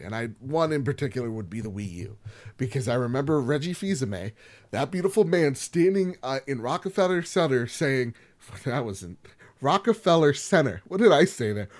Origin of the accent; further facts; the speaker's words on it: New Jersey, United States; I'm from Jersey